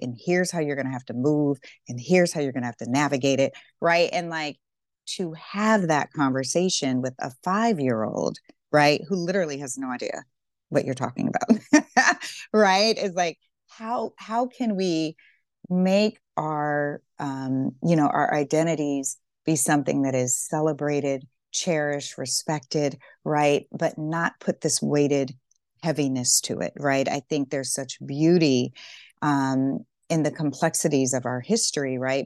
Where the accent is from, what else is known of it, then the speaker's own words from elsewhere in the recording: Deep South, United States; I grew up in the Deep South